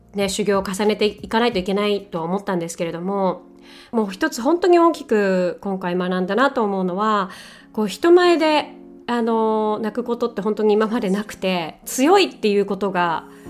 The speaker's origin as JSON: {"language": "Japanese", "country": "Japan", "first_language": "Japanese", "said": "私はね日本人なので母国語は日本語ですけれども"}